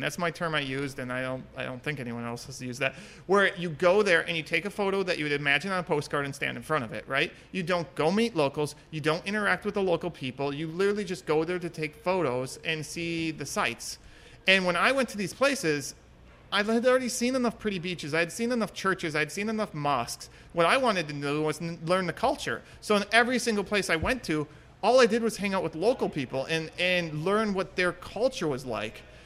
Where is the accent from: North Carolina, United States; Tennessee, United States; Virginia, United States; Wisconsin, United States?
Wisconsin, United States; Town of Washington; moved away as an adult; also born or lived in Singapore / Florida; I'm from Wisconsin